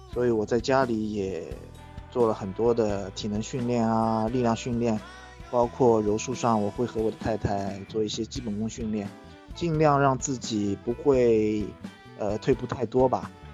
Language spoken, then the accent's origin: Chinese; Shanghai, China; 我来自上海，我是一名巴西柔术黑带。呃，我现在是一名全职的巴西柔术教练，在上海经营着自己的柔术训练馆